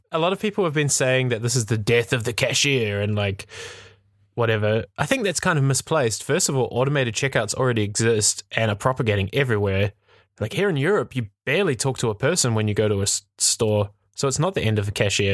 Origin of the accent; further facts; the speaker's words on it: New Zealand; I'm from New Zealand. I grew up in a very small town